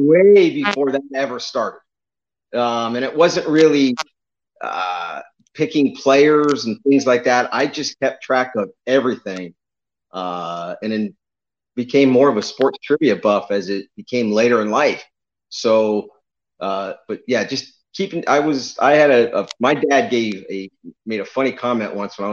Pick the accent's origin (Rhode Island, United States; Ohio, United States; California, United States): Ohio, United States; North Canton; now in Tampa, United States; I originally grew up in North Canton, Ohio, in Stark County, Northeast Ohio. But I've been in Florida